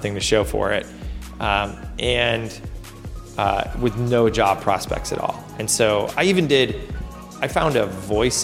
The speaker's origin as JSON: {"language": "English", "town": "Lockport", "region": "New York", "country": "United States", "tie": "born or raised there", "said": "I grew up in a town called Lockport, New York, just outside of Buffalo"}